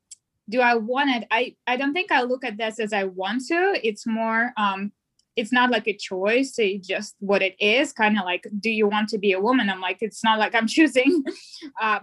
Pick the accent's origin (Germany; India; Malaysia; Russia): Russia; English is a second language; moved away as an adult; I am originally from Russia, as you can hear my accent. I moved in 2015